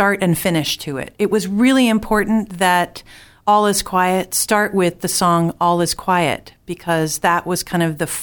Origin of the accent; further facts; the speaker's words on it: New Jersey, United States; also born or lived in Boston area; now in Boston, United States; I was born in New Jersey